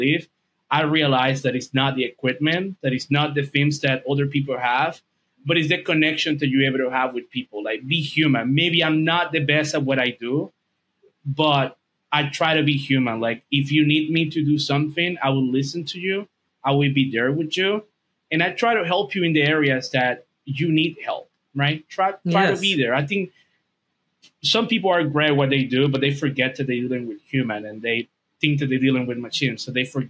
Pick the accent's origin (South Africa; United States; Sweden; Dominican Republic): Dominican Republic; English is a second language; I'm from Dominican Republic. English is not my first language.